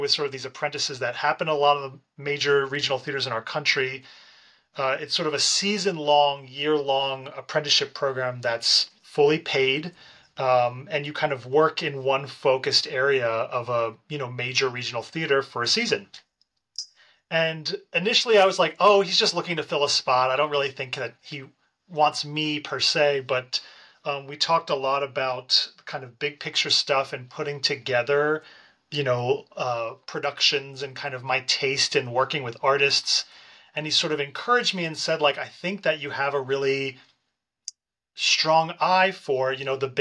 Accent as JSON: {"language": "English", "town": "Lancaster", "region": "Pennsylvania", "country": "United States", "tie": "born or raised there", "lives_now": "Philadelphia, United States", "said": "I'm a Pennsylvania boy, so I was born and raised in Lancaster, Pennsylvania"}